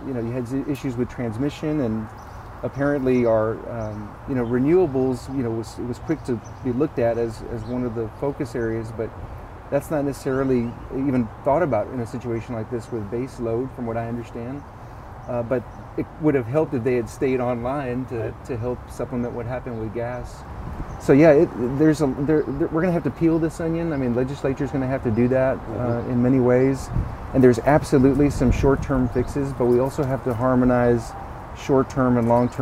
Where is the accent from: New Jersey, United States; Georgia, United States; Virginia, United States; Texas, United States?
Texas, United States; San Antonio; here in my hometown